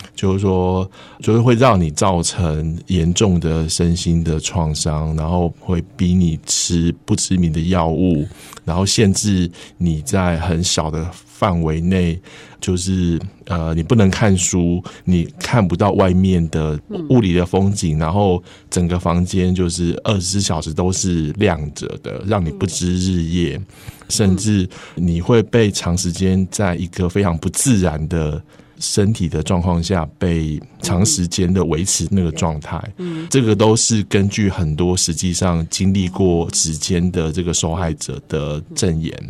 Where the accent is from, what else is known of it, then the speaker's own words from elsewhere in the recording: Taiwan; 我们台湾人